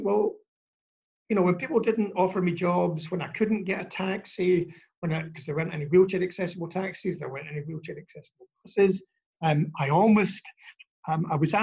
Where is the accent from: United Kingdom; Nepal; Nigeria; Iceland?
United Kingdom; Scotland; now in Australia; as a Scottish boy